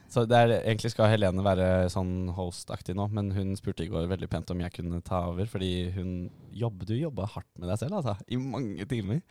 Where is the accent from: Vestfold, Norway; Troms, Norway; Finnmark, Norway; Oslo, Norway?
Oslo, Norway; Vi er også begge fra Oslo